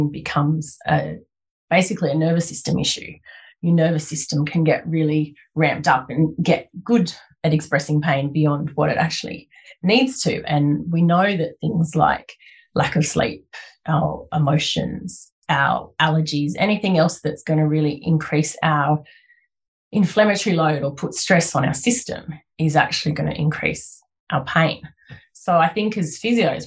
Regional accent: Blue Mountains, New South Wales, Australia; I grew up in the Blue Mountains, in the Lower Blue Mountains

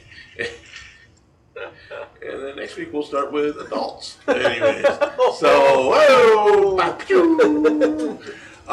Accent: United States; I'm an American.

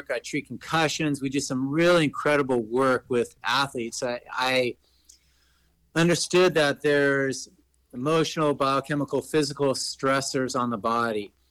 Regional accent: Los Angeles, California, United States; I grew up in Los Angeles, California

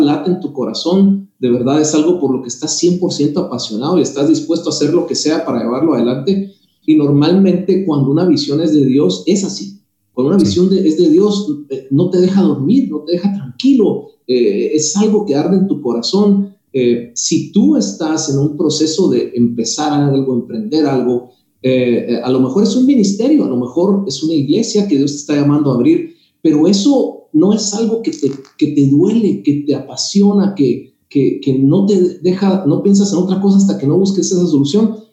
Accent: Guatemala; moved away as an adult; now in Miami, United States; Soy originario de Guatemala

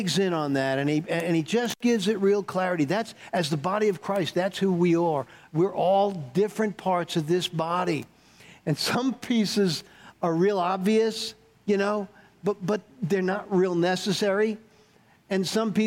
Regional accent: New York, United States; moved away; I grew up in New York, and so I'm a skeptic. I'm a New York skeptic

